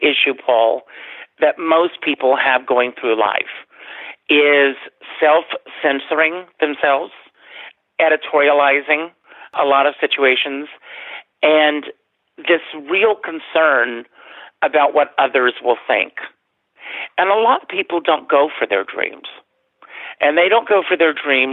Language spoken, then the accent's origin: English; Conway, South Carolina, United States; moved away as an adult; now in New York, United States; When I left South Carolina, I had done a lot of theater with our local theater, The Republic